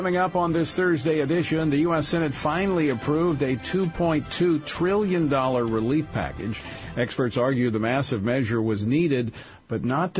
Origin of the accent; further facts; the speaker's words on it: Louisiana, United States; my home state of Louisiana.